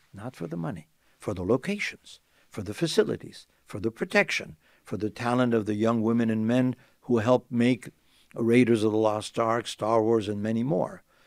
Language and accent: English; Tunisia; I was blessed to be in a political family in my home country, Tunisia.